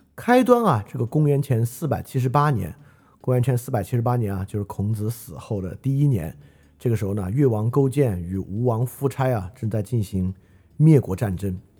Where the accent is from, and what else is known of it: China